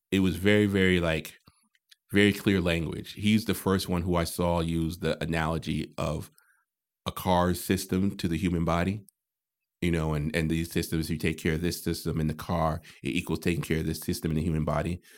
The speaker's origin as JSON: {"language": "English", "region": "Connecticut", "country": "United States", "said": "I'm from Connecticut."}